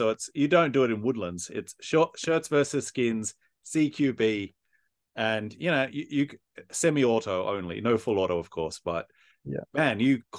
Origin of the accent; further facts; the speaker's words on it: Australia; now in Japan; as an Aussie, we don't have Airsoft.